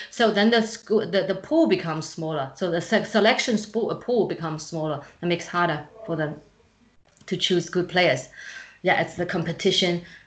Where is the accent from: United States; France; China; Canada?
China; English is a second language; moved away as an adult; also born or lived in Friedrichshafen, Germany; When I moved away from China, I um, I, I was living by myself.